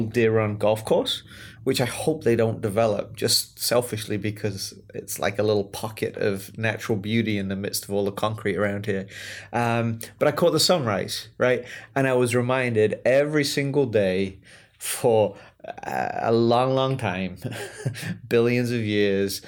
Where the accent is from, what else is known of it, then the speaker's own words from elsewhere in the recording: England, United Kingdom; now in United States; I grew up in England